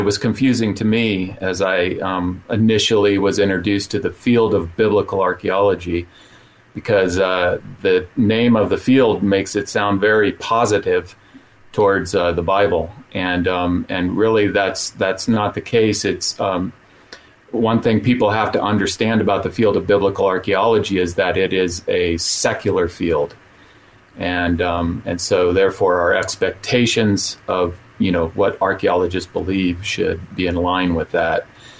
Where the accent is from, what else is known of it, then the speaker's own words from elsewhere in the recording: Saudi Arabia; also born or lived in Utah; now in United States; I was raised in the Middle East. I grew up in Saudi Arabia. I ended up in Utah, and I ended up pastoring there for 8 years. And I lived in a town called Brigham City, Utah